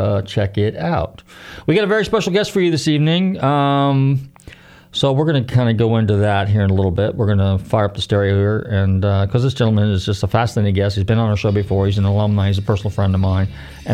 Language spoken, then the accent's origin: English; Marin County, California, United States; I'm from Marin County.